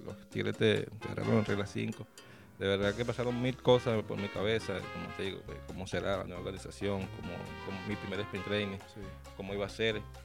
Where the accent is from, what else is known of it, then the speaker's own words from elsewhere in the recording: Barcelona, Anzoátegui, Venezuela; allá en Barcelona donde soy